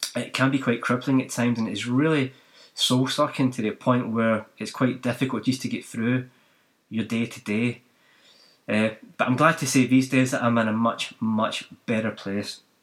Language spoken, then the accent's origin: English; Glasgow, Scotland, United Kingdom; now in New Zealand; I didn't grow up in New Zealand, I grew up in Scotland and Glasgow